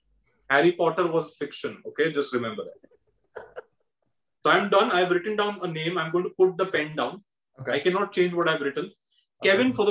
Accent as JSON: {"language": "English", "country": "India", "said": "As an Indian, I love it."}